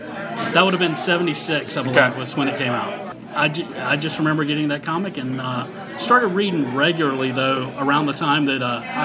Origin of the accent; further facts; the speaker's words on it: North Carolina, United States; I am from North Carolina.